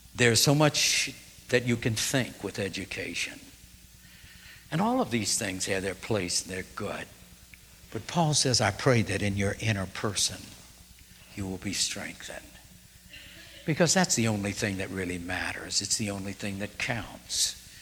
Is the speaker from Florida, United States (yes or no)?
no; New Orleans, Louisiana, United States; moved away; also born or lived in Kentucky / Terre Haute, Indiana; growing up in New Orleans, we didn't have mountains